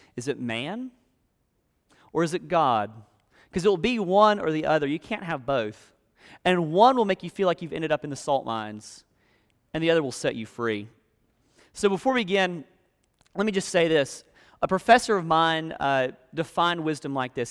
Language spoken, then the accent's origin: English; South Alabama, United States; moved away; I grew up in South Alabama, in a place that was really swampy, really hot, really humid